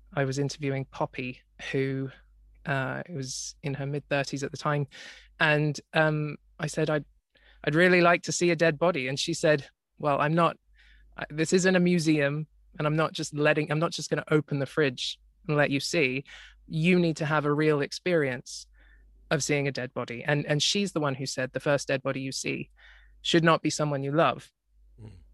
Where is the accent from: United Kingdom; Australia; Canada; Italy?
Australia; I grew up in Australia, uh, which in in a part of Australia which is currently flooded